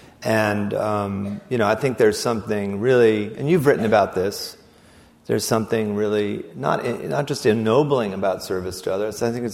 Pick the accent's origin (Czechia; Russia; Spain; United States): Russia; Siberia; I mean, did I mention I came from Siberia?